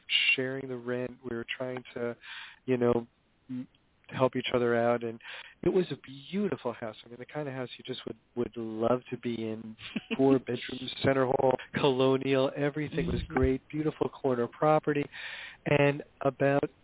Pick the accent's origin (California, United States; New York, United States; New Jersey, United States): New Jersey, United States; Hoboken; I grew up in Hoboken, New Jersey, back in the days when it was a kind of traditional blue-collar town